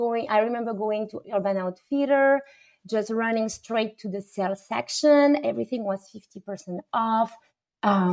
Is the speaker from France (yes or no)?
yes; France; moved away; a French woman who was born and raised in France